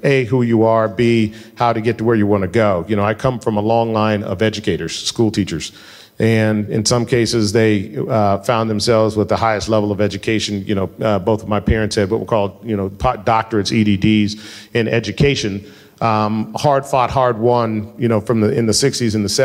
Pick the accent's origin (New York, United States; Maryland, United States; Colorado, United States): Colorado, United States; Denver; I grew up in Colorado